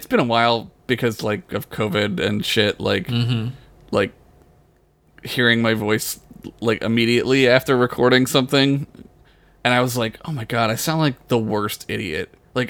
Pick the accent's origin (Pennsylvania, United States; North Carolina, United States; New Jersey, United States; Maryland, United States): Pennsylvania, United States; Philadelphia; accent: Philly; I get a little Philly every now and then if I drink, too.